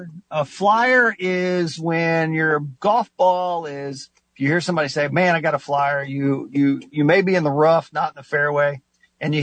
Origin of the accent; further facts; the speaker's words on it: Knox County, Indiana, United States; I'm from Knox County